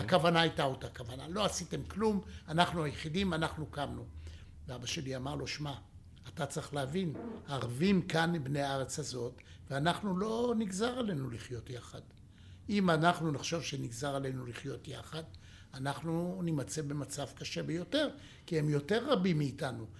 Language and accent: Hebrew; Jerusalem, Jerusalem District, Israel; אני ירושלמי